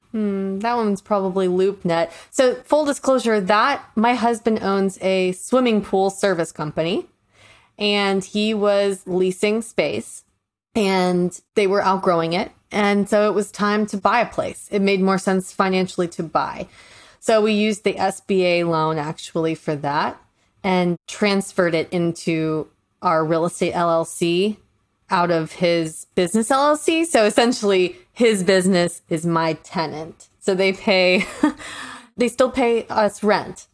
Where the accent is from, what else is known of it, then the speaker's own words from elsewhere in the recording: St. Petersburg, Florida, United States; moved away; I'm originally from Saint Pete, Florida